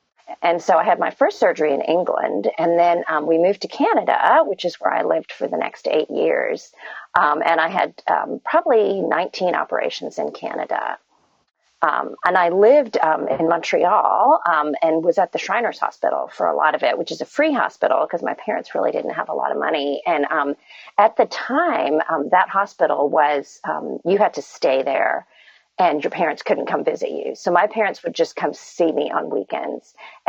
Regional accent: India; born there; I was born in India to Christian parents.

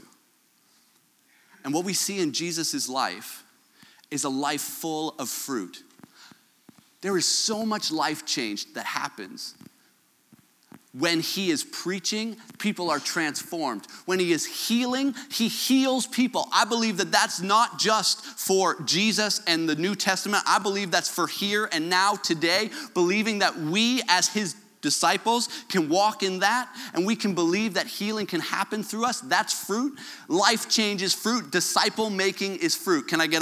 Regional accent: Canada; my Canadian self

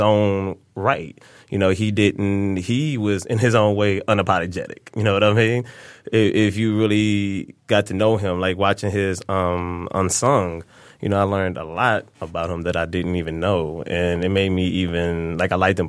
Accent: Detroit, Michigan, United States; I'm born and raised in Detroit

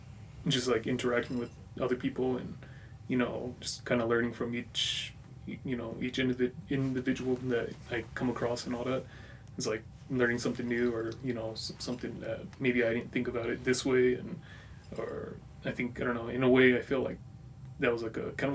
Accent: New Mexico, United States; From New Mexico.

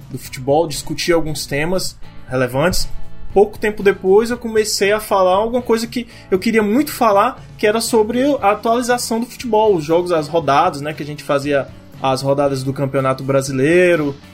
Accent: Fortaleza, Ceará, Brazil; Bom, eu sou fortalezense, cearense, moro aqui desde que eu me conheço por gente

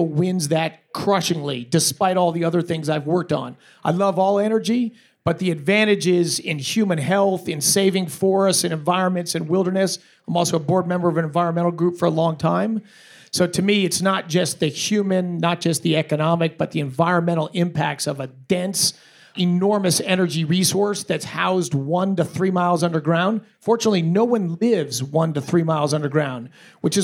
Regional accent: Colorado, United States; I'm a Coloradan, not a Texan. So I live in this state. I grew up in this state.

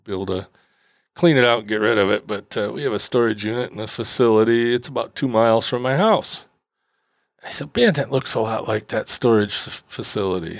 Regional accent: Traverse City, Michigan, United States; here in my hometown in Traverse City

